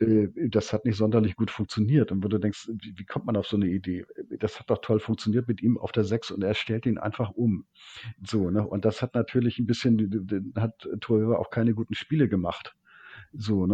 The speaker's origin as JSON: {"language": "German", "region": "Hamburg", "country": "Germany", "said": "ich komme aus Hamburg"}